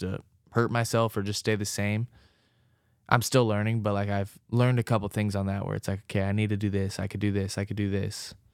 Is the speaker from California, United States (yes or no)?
yes; Orange County, California, United States; moved away as an adult; now in Cincinnati, United States; I grew up in Orange County